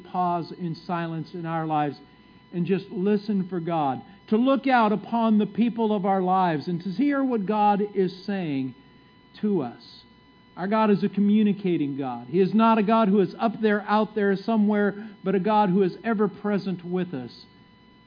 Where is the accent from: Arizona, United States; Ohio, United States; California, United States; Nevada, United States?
California, United States; moved away as an adult; my wife and I moved here from California after living there our whole lives